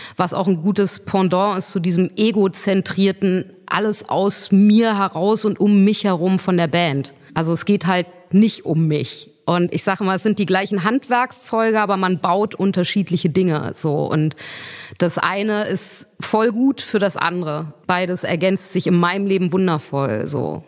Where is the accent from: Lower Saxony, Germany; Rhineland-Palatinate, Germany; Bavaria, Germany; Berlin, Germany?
Berlin, Germany; ich bin Berlinerin